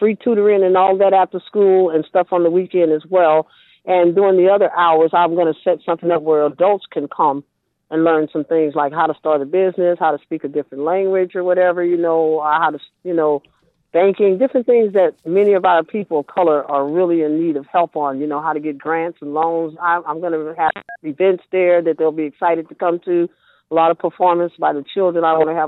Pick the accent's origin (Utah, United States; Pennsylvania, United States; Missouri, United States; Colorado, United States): Missouri, United States; St. Louis; moved away as an adult; also born or lived in Riverside, California; now in California, United States; I was from St. Louis